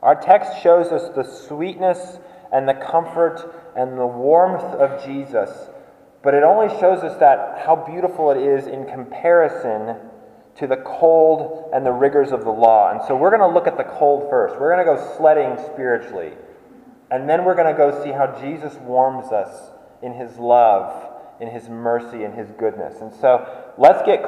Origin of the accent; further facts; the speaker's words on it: Colorado, United States; I grew up in Colorado